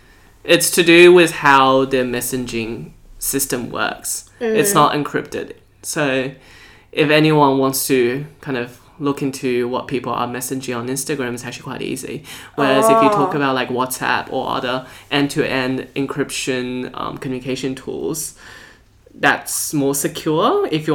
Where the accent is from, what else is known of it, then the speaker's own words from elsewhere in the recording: Taiwan; now in Australia; From nationality-wise, I'm Australian. But in terms of cultural background, I'm a Taiwanese.